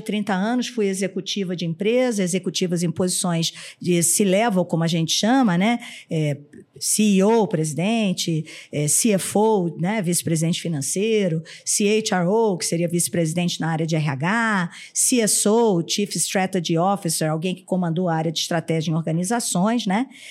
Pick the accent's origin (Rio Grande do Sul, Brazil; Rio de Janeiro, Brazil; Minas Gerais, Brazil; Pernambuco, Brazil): Rio de Janeiro, Brazil; now in São Paulo, Brazil; sou carioca